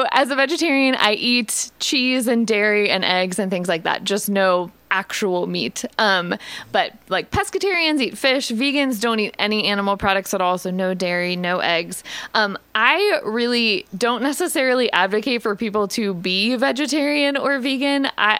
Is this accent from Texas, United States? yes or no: no; Columbus, Ohio, United States; moved away as an adult; now in Richmond, United States; I am originally from Columbus, Ohio. Ooh. I grew up in Ohio. I was a Buckeye. And then after college, I moved to Richmond in 2010.